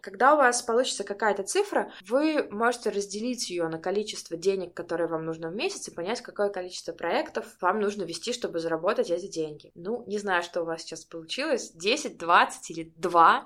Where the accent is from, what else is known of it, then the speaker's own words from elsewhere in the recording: Barysaw, Minsk Region, Belarus; я из Борисова